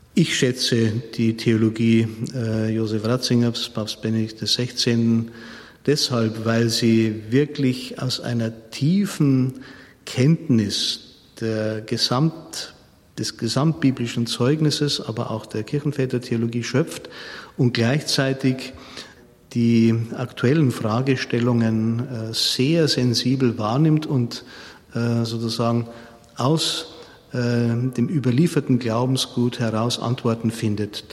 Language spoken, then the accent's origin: German; Munich, Bavaria, Germany; moved away as an adult; now in Regensburg, Germany; Ich bin ja ein Münchner